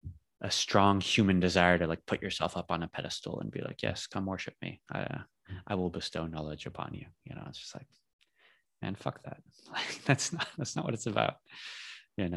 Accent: California, United States; now in Spain; I grew up in California.

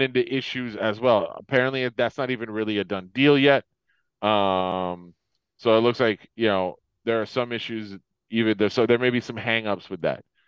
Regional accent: Florida, United States; moved away; I grew up in Florida, like, I grew up at, you know, like, I've lived here my whole life.

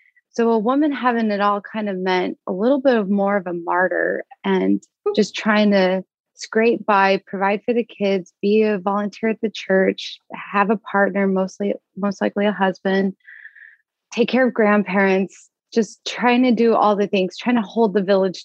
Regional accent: Las Vegas, Nevada, United States; now in Portland, United States; I'm from Las Vegas, Nevada

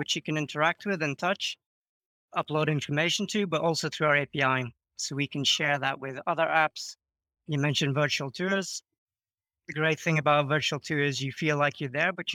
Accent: United Kingdom; moved away as an adult; now in Croatia; Yeah, so I'm British originally, but I've been living in Croatia now for around 10 years

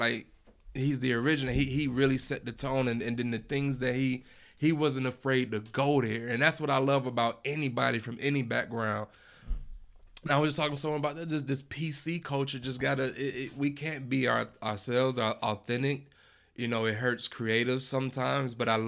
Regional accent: Chicago, Illinois, United States; I'm from Chicago.

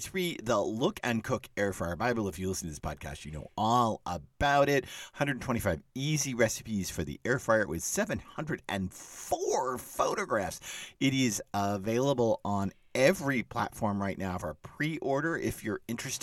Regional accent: Dallas, Texas, United States; moved away; I grew up in Dallas

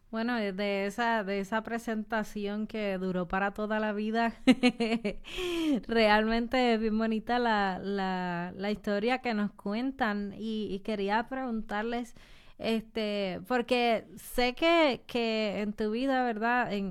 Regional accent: San Lorenzo, Puerto Rico; Yo soy de San Lorenzo, Puerto Rico

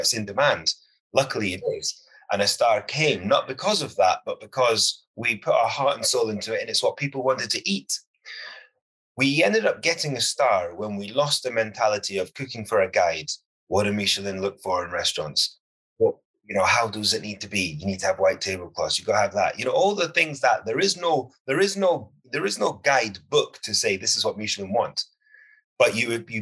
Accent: United Kingdom; I'm a British chef and I cook British food

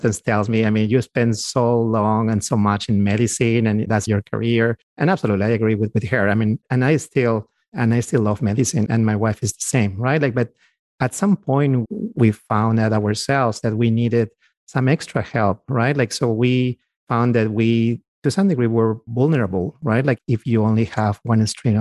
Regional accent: Peru; moved away as an adult; now in United States; we're from South America. We both are from Peru, my wife and I. So we actually came here about 15 years ago and we were physicians already.

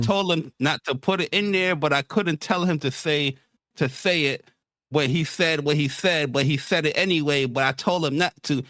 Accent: New York City, New York, United States; also born or lived in Bronx; grew up in Queens

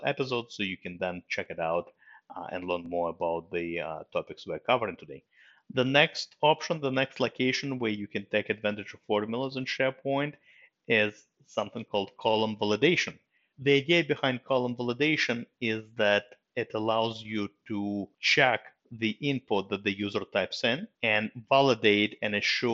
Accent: Russia; moved away; I was born in Russia and I was lucky enough to go through the Russian school system

